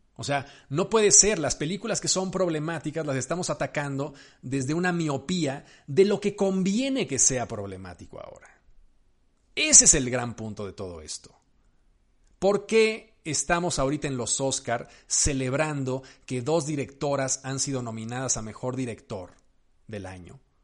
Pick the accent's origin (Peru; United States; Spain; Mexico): Mexico; yo soy mexicano